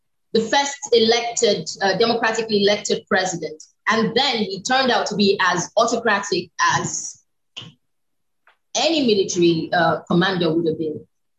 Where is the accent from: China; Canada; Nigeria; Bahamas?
Nigeria; I'm Nigerian